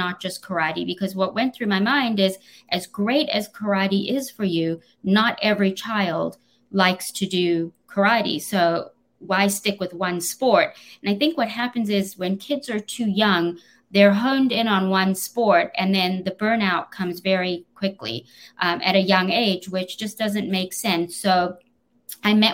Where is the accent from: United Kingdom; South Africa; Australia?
South Africa; accent: South African; moved away; I was born in South Africa